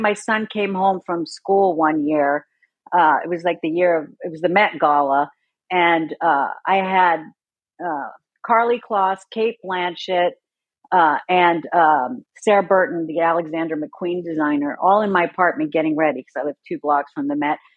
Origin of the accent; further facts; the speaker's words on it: Sweden; moved away; I grew up in Sweden